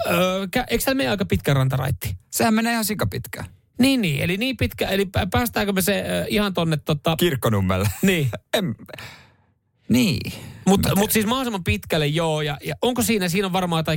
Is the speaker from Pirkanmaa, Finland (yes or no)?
no; Vantaa, Uusimaa, Finland; Mä oon Vantaalta lähtö, lähtö, lähtöisin, niin totta, me ollaan sitten tiimi.